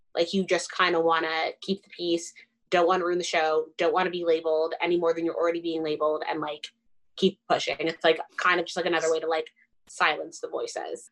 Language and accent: English; Richmond Hill, Ontario, Canada; also born or lived in Windsor; I'm well spoken because I grew up in Richmond Hill and I have an education